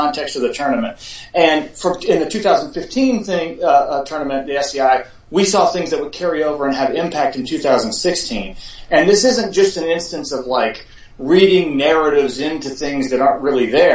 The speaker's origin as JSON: {"language": "English", "town": "Charleston", "region": "South Carolina", "country": "United States", "tie": "born or raised there", "also_born_or_lived": "Chattanooga, Tennessee", "said": "I've lived virtually my entire life in Charleston, I was born in Chattanooga"}